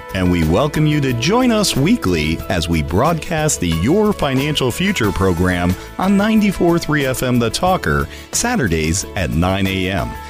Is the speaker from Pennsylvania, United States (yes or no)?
yes; Scranton, Pennsylvania, United States; my hometown of Scranton, P